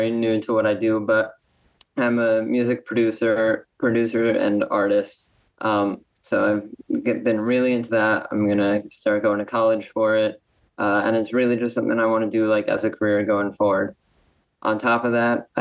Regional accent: Los Angeles, California, United States; now in New York, United States; I'm actually from Los Angeles, born and raised.

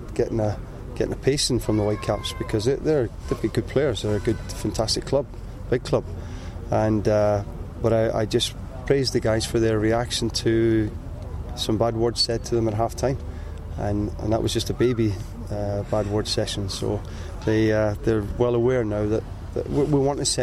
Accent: Canada; as a Canadian

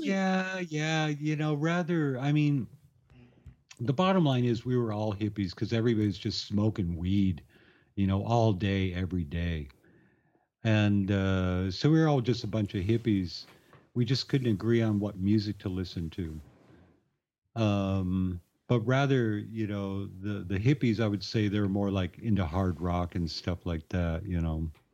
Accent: Tucson, Arizona, United States; moved away; growing up in Tucson, Arizona

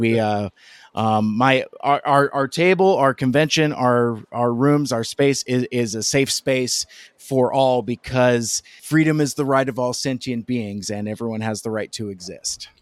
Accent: Seattle, Washington, United States; my hometown uh, in the Seattle area in the Pacific Northwest

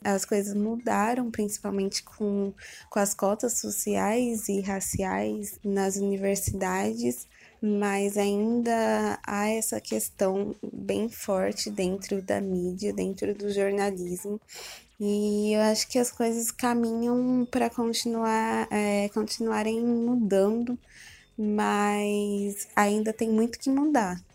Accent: São Paulo, Brazil; moved away as an adult; now in Rio de Janeiro, Brazil; Eu sou de São Paulo, mas vim para o Rio para estudar

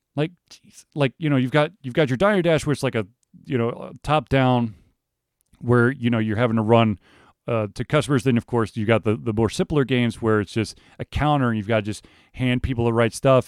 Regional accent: Atlanta, Georgia, United States; I grew up in Atlanta.

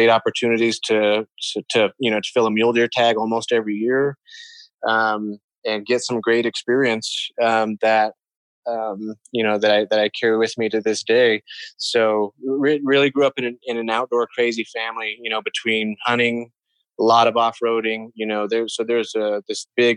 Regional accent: Colorado, United States; moved away as an adult; I was born and raised here in Colorado

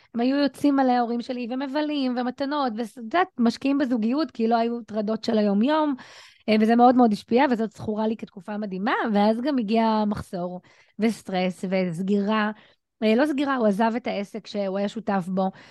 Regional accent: Ramla, Central District, Israel; ואני גדלתי ברמלה, דירת 70 מטר, שלושה חדרים, בדיוק על הכניסה של כפר ג'ואריש

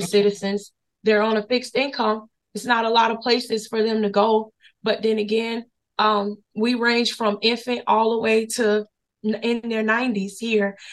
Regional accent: Florida, United States; also born or lived in Henderson, North Carolina; now in Durham, United States; we were born and raised in Florida

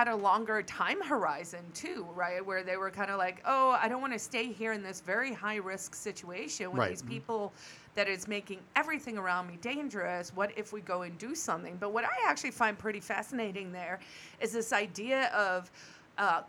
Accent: South Africa; moved away; born and raised in Africa

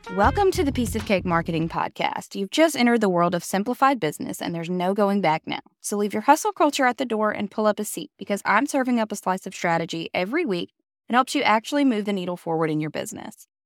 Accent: Alabama, United States; I'm from Alabama.

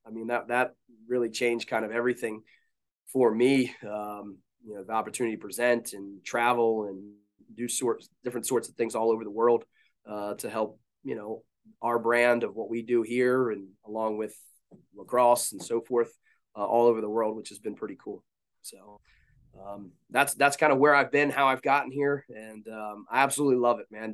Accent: Baltimore, Maryland, United States; now in Salisbury, United States; I grew up in the Baltimore area

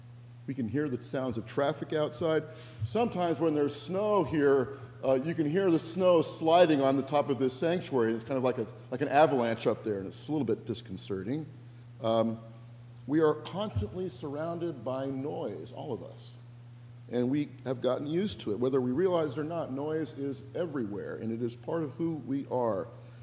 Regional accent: Northwest, United States; And by the way, I'm from the Northwest.

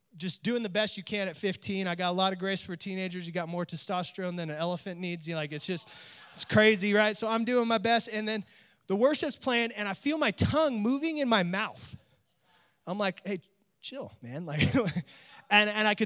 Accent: Oakdale, California, United States; born or raised there; also born or lived in Bay Area, California

